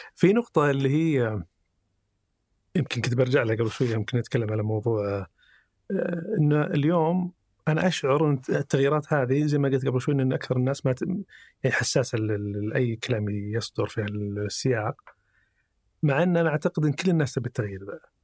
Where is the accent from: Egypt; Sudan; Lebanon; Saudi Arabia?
Saudi Arabia; عندنا في السعودية